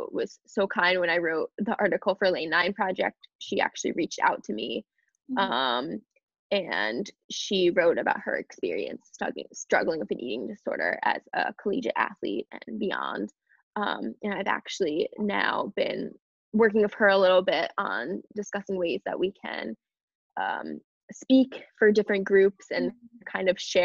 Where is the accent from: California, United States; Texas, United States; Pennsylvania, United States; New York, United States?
New York, United States; moved away; I'll probably be moving to New York, which is where I'm originally from. I was born in New York